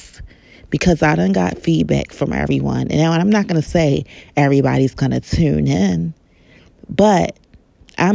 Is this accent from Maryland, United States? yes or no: yes; Baltimore, Maryland, United States; I know that I'm from Baltimore, Maryland